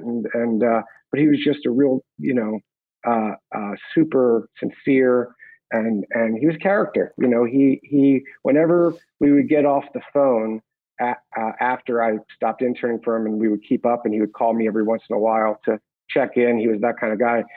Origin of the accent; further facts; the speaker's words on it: Hatboro, Pennsylvania, United States; I grew up outside of Philadelphia, Pennsylvania, in a small town called Hatboro